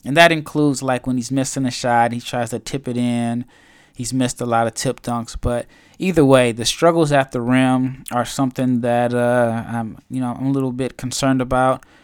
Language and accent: English; Omaha, Nebraska, United States; now in Spain; I'm from Omaha